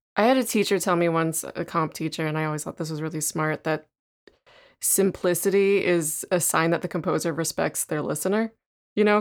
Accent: Southern California, United States; I grew up in Southern California

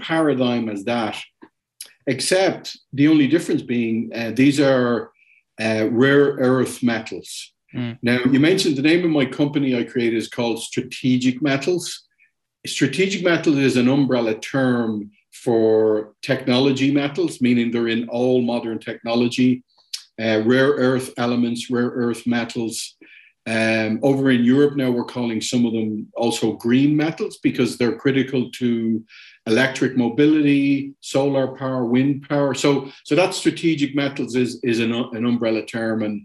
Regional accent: Dublin, Leinster, Ireland; moved away as an adult; also born or lived in Germany / Latin America; I'm from Dublin originally

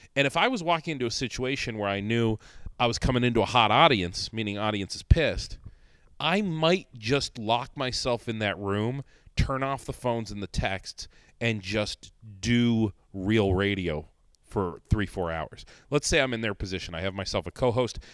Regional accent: Northeast Ohio, United States; now in Rochester, United States; I'm not from here either. I'm from Northeast Ohio

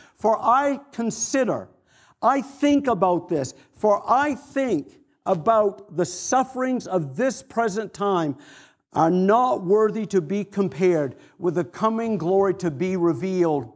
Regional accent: Maine, United States; moved away; also born or lived in Atlanta / Florida; I'm from Maine

